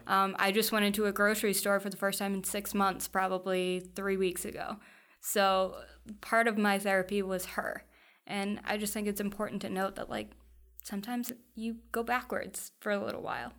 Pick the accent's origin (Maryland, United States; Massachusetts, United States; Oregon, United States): Massachusetts, United States; Foxborough; I grew up in Foxborough, so right around the corner. Um, spent almost my entire life there.